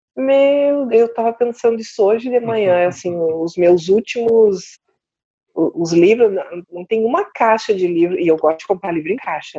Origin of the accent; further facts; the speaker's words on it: Porto Alegre, Rio Grande do Sul, Brazil; moved away; sou de Porto Alegre, sou gaúcha